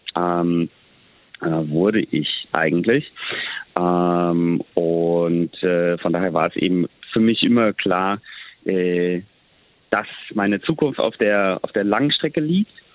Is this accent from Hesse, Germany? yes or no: yes; Bad Wildungen, Hesse, Germany; von meiner Kindheit in Bad Wildungen